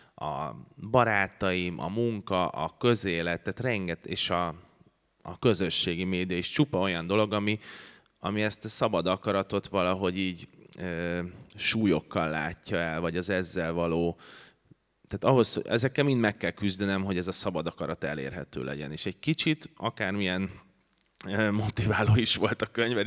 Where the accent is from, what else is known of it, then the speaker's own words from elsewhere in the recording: Budapest, Hungary; ez négy házra volt attól, ahova én születtem